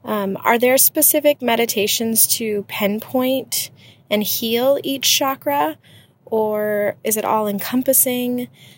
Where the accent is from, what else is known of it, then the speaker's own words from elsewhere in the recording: St. Augustine, Florida, United States; I'm from St. Augustine, Florida.